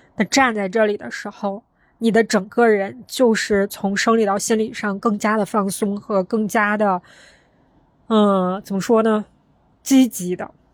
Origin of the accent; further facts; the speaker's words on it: Northeast China, China; accent: Northeastern (Dongbei); 用我们东北话说讲究他